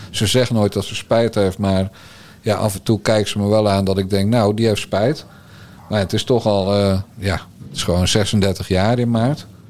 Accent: Bergambacht, South Holland, Netherlands; Ik ben een timmermanszoon uit Bergambacht.

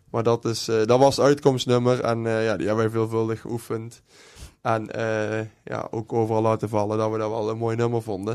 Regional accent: Wanroij, North Brabant, Netherlands; moved away; ik kom oorspronkelijk uit Wanrooy

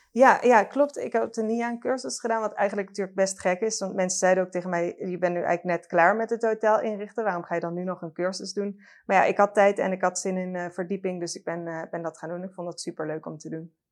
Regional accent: Limburg, Netherlands; ik ben ook opgegroeid in Limburg

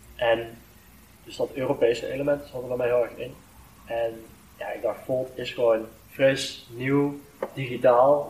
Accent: Venlo, Limburg, Netherlands; ik voel me net zoveel als een Veulenaar, als een Limburger, als een Nederlander

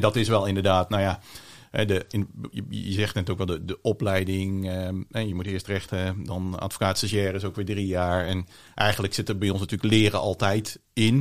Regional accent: Vlissingen, Zeeland, Netherlands; also born or lived in Breda; geboren in Breda, opgegroeid in Vlissingen, grotendeels.

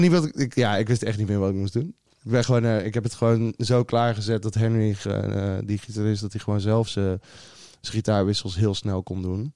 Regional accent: Goes, Zeeland, Netherlands; moved away; Ik ben opgegroeid in Goes, Zeeland

